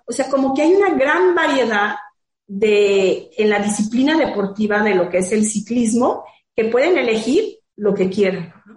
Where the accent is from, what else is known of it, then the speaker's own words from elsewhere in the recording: Guadalajara, Jalisco, Mexico; moved away as an adult; now in Puerto Vallarta, Mexico; Yo soy de Guadalajara también, pero desde hace 10 años estoy acá en Vallarta